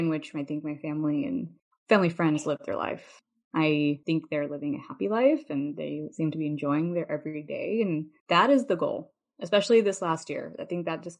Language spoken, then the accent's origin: English; Chicago, Illinois, United States; I grew up in Chicago